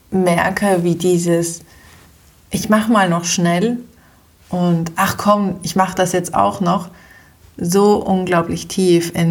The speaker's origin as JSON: {"language": "German", "country": "Switzerland", "said": "habe das Abitur oder bei uns in der Schweiz die Matura auch äh, geschafft"}